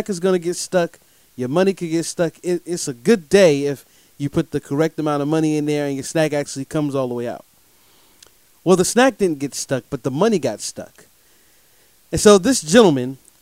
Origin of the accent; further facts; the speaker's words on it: Durham, North Carolina, United States; I'm here coming to you from the Bull City of Durham, North Carolina, my hometown